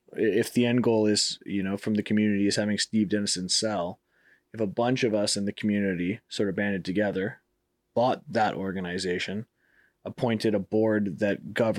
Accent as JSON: {"language": "English", "town": "Toronto", "region": "Ontario", "country": "Canada", "said": "I'm from Toronto."}